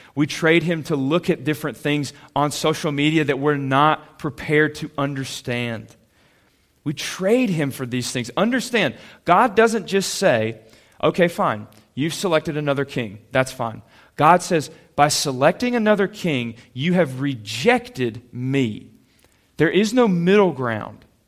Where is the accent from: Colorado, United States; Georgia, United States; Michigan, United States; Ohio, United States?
Georgia, United States; Calhoun; I grew up in Calhoun, went to Ashworth Middle School